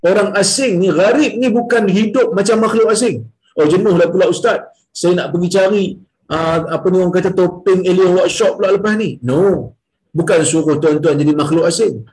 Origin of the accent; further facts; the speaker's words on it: Perak, Malaysia; now in Perlis, Malaysia; Saya ni orang Perak. Ha. Saya ni orang Perak. Macam Tan Sri Amin juga orang Perak kan. Kita sama-sama orang Perak. Jadi, orang Perak pindah pergi ke Perlis.